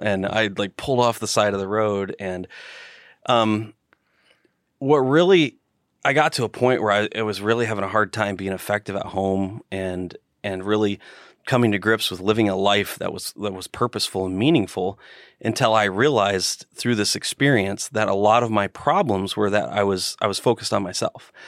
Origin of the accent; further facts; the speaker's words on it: Northern Indiana, United States; Northern Indiana